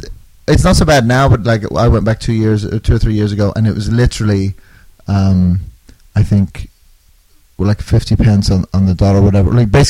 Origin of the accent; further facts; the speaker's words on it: Northern Ireland, United Kingdom; also born or lived in Australia / London; now in Chicago, United States; I was born in Australia, I grew up in Northern Ireland, then I moved to London, and then I finally wound up in the States about 10 years ago.